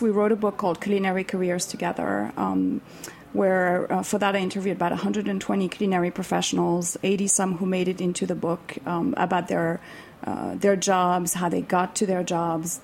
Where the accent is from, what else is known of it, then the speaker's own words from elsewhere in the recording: Switzerland; moved away; I am from Switzerland